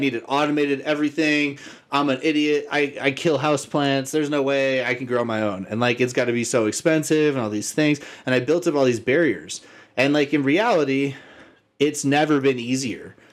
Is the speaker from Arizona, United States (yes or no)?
yes; Arizona, United States; I grew up in Arizona